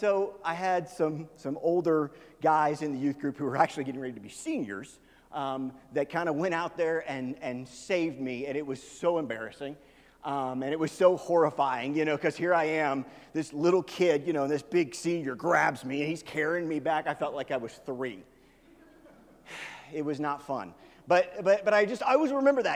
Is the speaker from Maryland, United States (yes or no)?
no; Kansas City, Missouri, United States; I grew up in Kansas City, which is on the Missouri side of Kansas City.